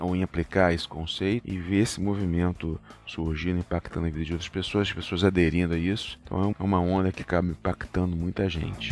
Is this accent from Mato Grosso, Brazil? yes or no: no; Rio de Janeiro, Brazil; Sou carioca